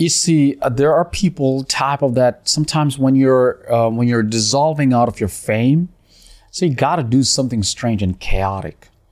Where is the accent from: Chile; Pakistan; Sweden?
Pakistan; now in Dubai, United Arab Emirates; I'm from Pakistan